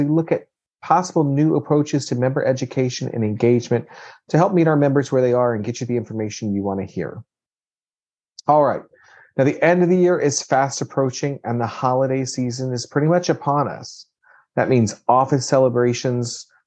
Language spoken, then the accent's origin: English; Kentucky, United States; we're from Kentucky